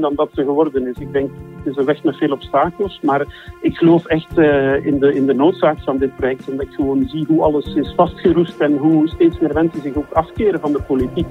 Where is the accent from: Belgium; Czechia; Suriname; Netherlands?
Belgium; Flanders; Wij voelen ons Vlamingen, wij zijn Vlamingen